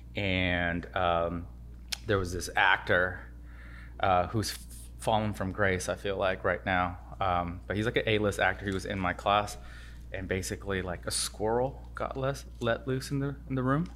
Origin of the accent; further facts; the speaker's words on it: Los Angeles, California, United States; born in Los Angeles. Uh, been here my whole life, from elementary school all the way to U C L